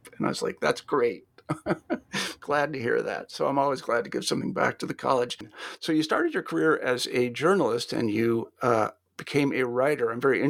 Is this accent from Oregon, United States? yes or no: no; Kansas, United States; moved away; I'm from Kansas originally